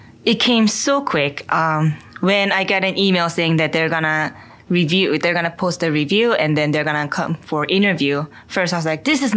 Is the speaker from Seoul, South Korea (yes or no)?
yes; Seoul, South Korea; also born or lived in Korean countryside; now in New York City, United States; I was born in Seoul, Korea. I have one older sister who's 1 year older than me. We grew up in Seoul